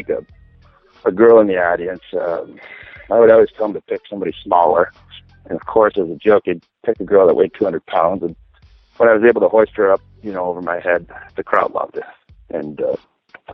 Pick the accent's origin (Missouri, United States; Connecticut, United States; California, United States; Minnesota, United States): Minnesota, United States; Minneapolis; I am from Minneapolis.